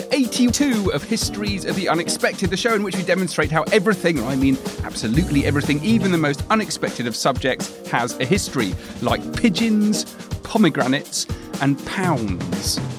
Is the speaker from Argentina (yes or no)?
no; Yorkshire and the Humber, United Kingdom; grew up in Yorkshire, not near Otley.